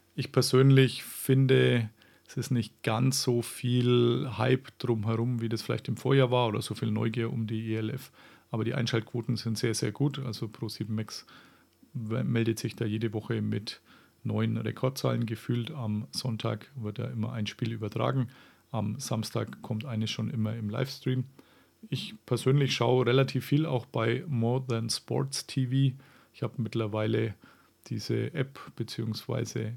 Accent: Franconia, Bavaria, Germany; accent: Franconian; moved away; ich bin tatsächlich auch nur so 20 Kilometer von Rothenburg entfernt aufgewachsen

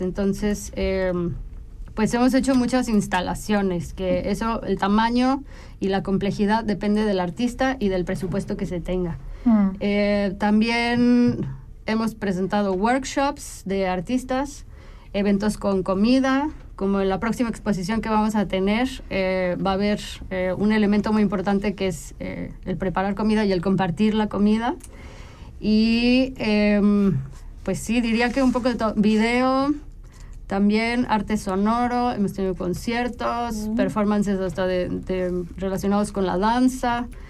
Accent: Mexico; moved away as an adult; now in Switzerland; yo soy mexicana. Eh, nací, nací en México, crecí en México

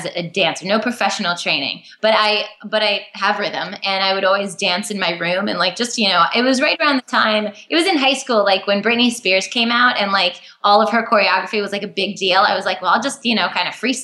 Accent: New York, United States; Born and raised in New York, an hour north of the city

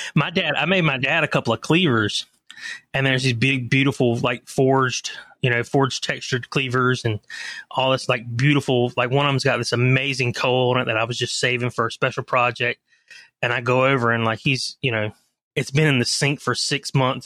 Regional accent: Leland, North Carolina, United States; also born or lived in Charlotte, North Carolina / Atlanta, Georgia; I grew up in a little town outside of Wilmington, North Carolina called Leland, North Carolina

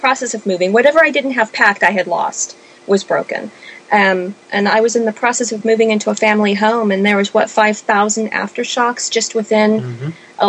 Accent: California, United States; moved away; also born or lived in Oregon; I grew up in California my whole life

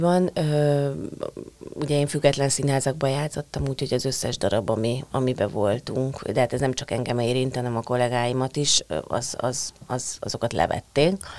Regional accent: Hungary

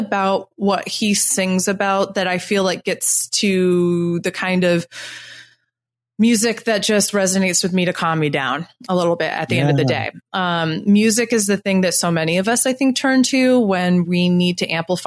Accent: Syracuse, New York, United States; moved away as an adult; now in Brooklyn, United States; I grew up, I was born in Syracuse, New York, and I lived in the Syracuse area and then about 2 hours north of Syracuse for most of my life

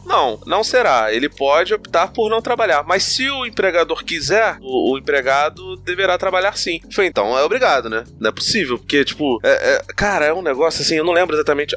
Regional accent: Brazil; A gente é brasileiro

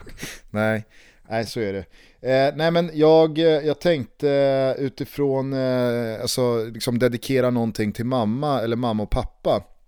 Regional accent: Stockholm, Stockholm County, Sweden; hemma i Vällingby när jag och mamma och pappa och Isak

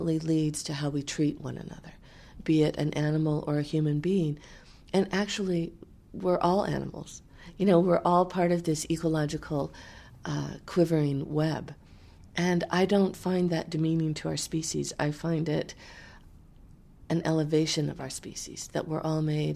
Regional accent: the American West, United States; I grew up in the American West. It's my home.

